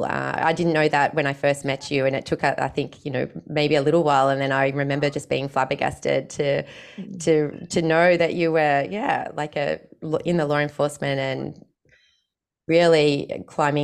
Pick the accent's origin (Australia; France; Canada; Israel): Australia; my little Australian life